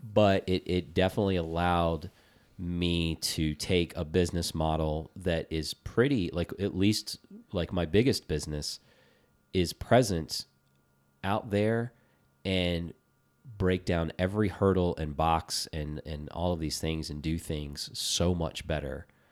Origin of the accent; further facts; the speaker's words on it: Virginia, United States; growing up in Virginia